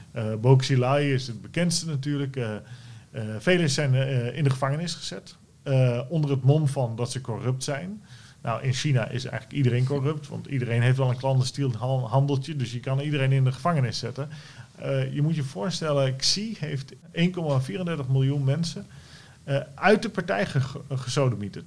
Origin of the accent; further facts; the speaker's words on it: Netherlands; wij als Nederlanders